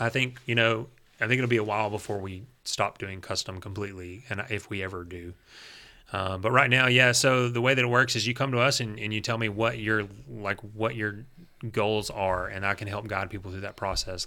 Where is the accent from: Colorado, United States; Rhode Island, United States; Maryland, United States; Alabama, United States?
Alabama, United States; Gardendale; I grew up in Gardendale.